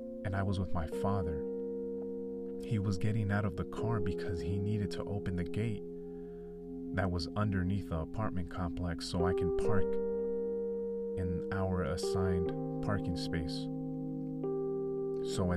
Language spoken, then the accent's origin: English; California, United States; I'm from California